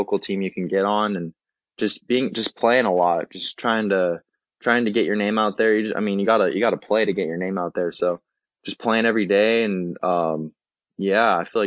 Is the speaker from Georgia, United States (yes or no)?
no; San Diego, California, United States; I'm from San Diego